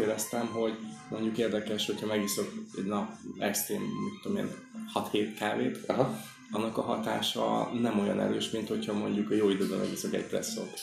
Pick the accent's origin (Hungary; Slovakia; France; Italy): Hungary; also born or lived in Stuttgart; oda kikerültem magyarként, nem is beszéltem annyira jól